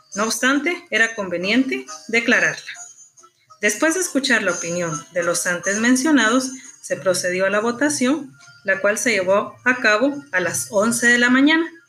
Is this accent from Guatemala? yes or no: yes; Guatemala; como ciudadanos guatemaltecos